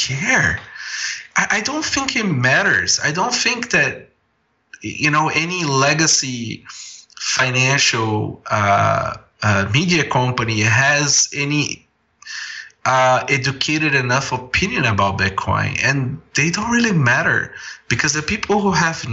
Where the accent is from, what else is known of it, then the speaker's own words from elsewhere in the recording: Brazil; now in Toronto, Canada; I grew up in Brazil